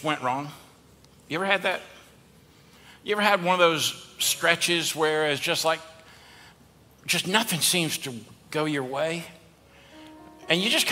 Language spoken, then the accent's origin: English; the South, United States; we're from the South.